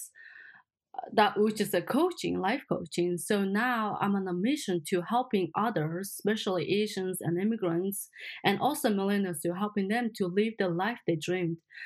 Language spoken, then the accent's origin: English; Mongolia; English is a second language; moved away as an adult; now in California, United States; I'm based in California, in America, but I'm from Mongolia. So I grew up in Mongolia. I moved to America almost around 7 years ago